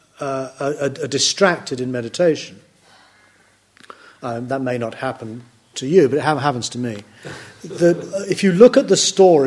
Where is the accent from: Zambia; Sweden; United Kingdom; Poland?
United Kingdom; I can never stop being British